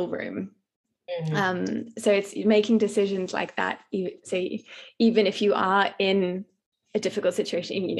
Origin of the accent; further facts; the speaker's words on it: Australia; also born or lived in London, United Kingdom; now in South Africa; I'm Australian and I was under certain visa restrictions in the UK